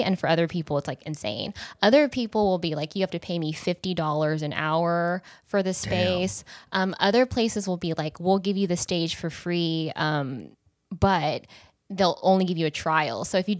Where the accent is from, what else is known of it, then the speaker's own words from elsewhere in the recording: Kansas, United States; now in Los Angeles, United States; I'm from Kansas, a small town in Kansas